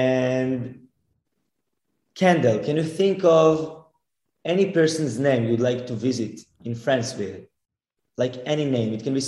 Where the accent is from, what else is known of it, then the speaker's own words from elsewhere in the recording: Israel; I'm from Israel. And I'm the youngest mentalist in the world